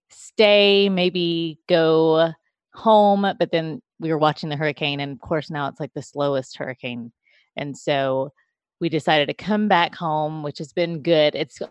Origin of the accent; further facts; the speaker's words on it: Philippines; born there; Yeah, so I was born in the Philippines. My parents, my adoptive parents, were missionaries in the Philippines.